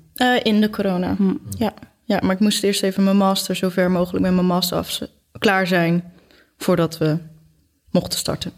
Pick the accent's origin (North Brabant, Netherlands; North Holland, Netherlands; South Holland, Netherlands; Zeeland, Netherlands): Zeeland, Netherlands; Goes; wij komen allebei uit Goes